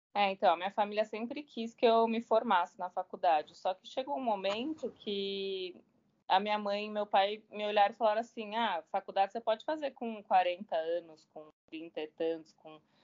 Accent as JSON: {"language": "Portuguese", "region": "São Paulo", "country": "Brazil", "also_born_or_lived": "Belo Horizonte", "moved": "as an adult", "lives_now": "Rio de Janeiro, Brazil", "said": "eu sou paulistana, sou de São Paulo, capital"}